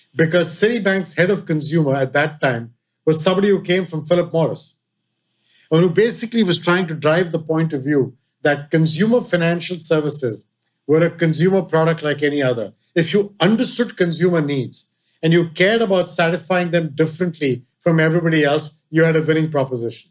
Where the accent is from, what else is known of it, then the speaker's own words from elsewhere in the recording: India; moved away; India, growing up in India